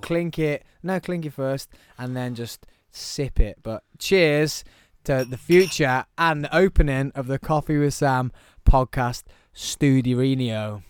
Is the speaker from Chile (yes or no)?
no; Birmingham, West Midlands, United Kingdom; also born or lived in Truro, Cornwall; I'm definitely from Birmingham.